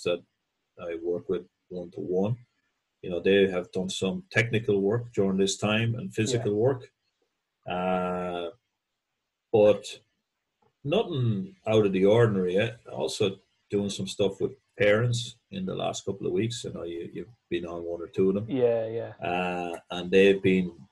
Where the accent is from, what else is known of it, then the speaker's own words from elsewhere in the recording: Mullingar, Westmeath, Ireland; moved away; I was from Mullingar originally